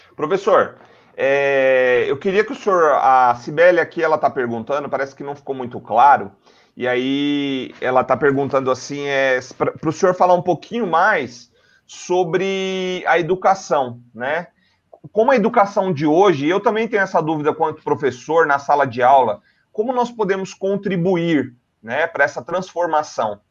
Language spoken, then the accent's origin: Portuguese; São Paulo, Brazil; Todos nós aqui somos da Zona Leste